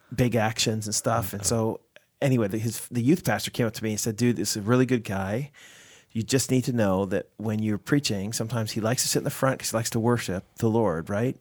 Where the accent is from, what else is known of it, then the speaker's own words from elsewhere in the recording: United States; now in Canada; I'm an American working in Canada.